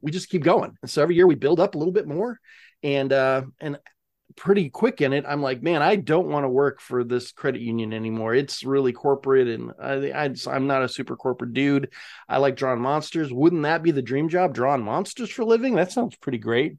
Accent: Spokane, Washington, United States; I'm from Spokane

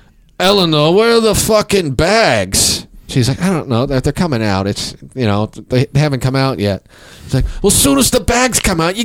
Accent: Kansas City, United States; moved away; I grew up in Kansas City.

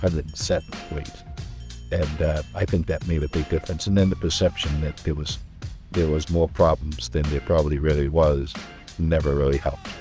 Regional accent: Cambridge, Massachusetts, United States; I was born in Cambridge.

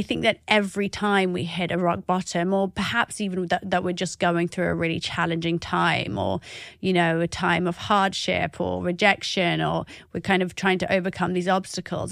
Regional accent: Oxford, South East England, United Kingdom; I am an Iraqi that was growing up in Oxford.

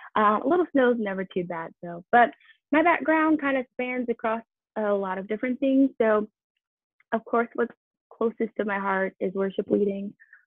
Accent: Detroit, Michigan, United States; born there; also born or lived in Miami / New Jersey / Boston / Atlanta; now in Nashville, United States; But before that, I actually lived in Miami, New Jersey, Boston, Atlanta, and I was born in Detroit, Michigan.

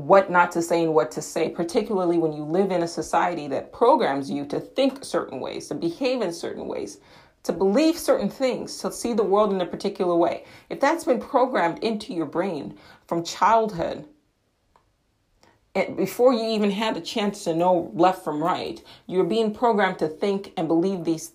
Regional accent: United States; I am an American in England, so my accent probably had something to do with it

